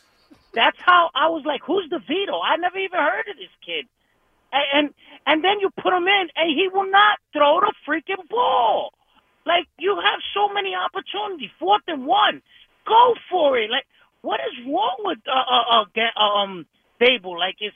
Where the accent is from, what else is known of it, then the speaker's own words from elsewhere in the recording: Brooklyn, New York, United States; now in Jersey City, United States; and I'm from Brooklyn. I moved to Jersey City.